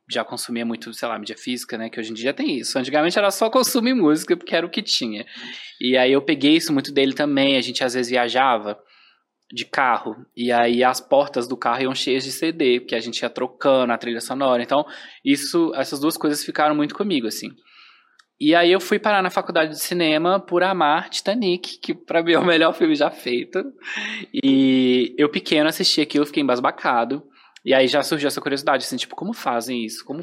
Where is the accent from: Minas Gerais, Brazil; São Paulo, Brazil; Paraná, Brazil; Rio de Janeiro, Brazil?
Minas Gerais, Brazil; João Monlevade; now in Belo Horizonte, Brazil; Eu sou de João Levade.